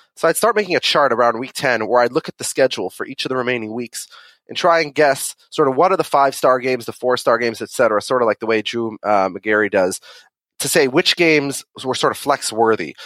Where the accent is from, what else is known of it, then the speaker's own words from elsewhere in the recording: Minnesota, United States; now in New York, United States; a Minnesotan who lives in New York